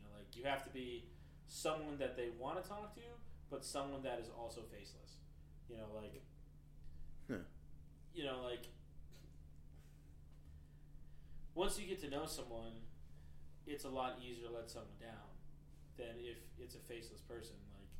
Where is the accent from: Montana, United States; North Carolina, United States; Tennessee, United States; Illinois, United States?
Tennessee, United States; born there; also born or lived in Japan; No, Japan. I was born in Tennessee, but lived in Japan.